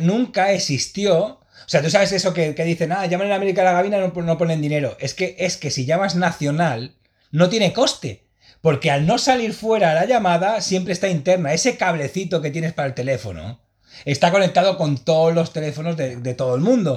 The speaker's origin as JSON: {"language": "Spanish", "town": "Sant Boi de Llobregat", "region": "Catalonia", "country": "Spain", "said": "Sí, de Samboy, de Llobregat"}